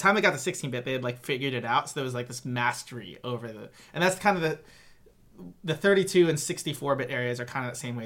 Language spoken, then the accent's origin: English; Southern California, United States; also born or lived in Gilbert, Arizona; from 10 to 18, and then I left for high school, I lived in Southern California